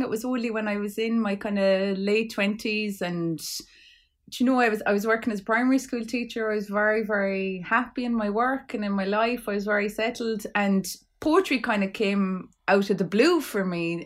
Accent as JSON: {"language": "English", "area": "Clare", "region": "Munster", "country": "Ireland", "said": "I'm from Clare"}